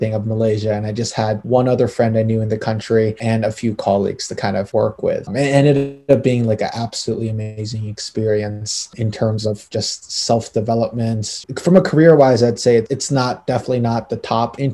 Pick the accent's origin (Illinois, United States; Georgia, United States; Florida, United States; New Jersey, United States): Illinois, United States; Chicago; moved away as an adult; also born or lived in Boston; I grew up in Chicago, went to Walter Payton for high school